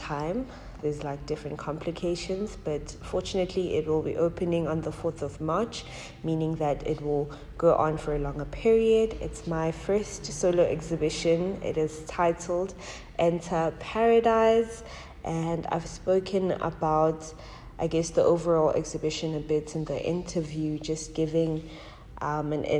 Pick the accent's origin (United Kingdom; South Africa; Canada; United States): South Africa; Soweto, Gauteng; I'm from Soweto. I was born in Soweto and I moved around a bit but returned to Soweto, and that's where most of my teenhood was spent, a bit of my childhood and most of my teenhood and young adulthood